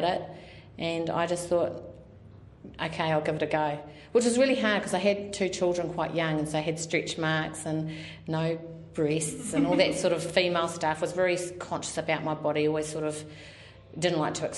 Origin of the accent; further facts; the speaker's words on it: Napier, Hawke's Bay, New Zealand; also born or lived in Cromwell, New Zealand / Wairoa, New Zealand; we moved to Napier, that's where I started school.